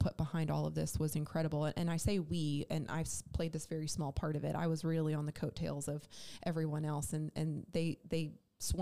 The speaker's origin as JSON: {"language": "English", "region": "New Jersey", "country": "United States", "tie": "born or raised there", "moved": "yes", "lives_now": "Charlotte, United States", "said": "That same home state of New Jersey. I think a lot of we always joke that the North should be a different state than the South part of the state, because I grew up around farmlands"}